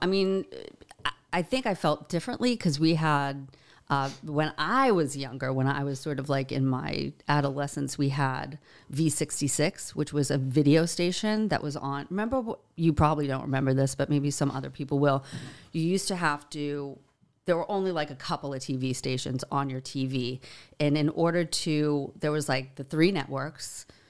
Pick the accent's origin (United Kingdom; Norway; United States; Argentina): United States; Boston, Massachusetts; He didn't because he knows I'm from Boston.